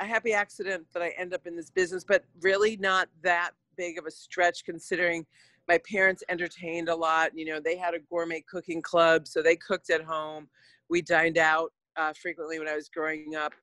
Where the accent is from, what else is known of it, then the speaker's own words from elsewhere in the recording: Rochester, New York, United States; also born or lived in Hartford, Connecticut; now in Oakland, United States; I was born in Hartford, Connecticut. And then my dad got a job with Kodak when I was 2. And so I was raised in Rochester, New York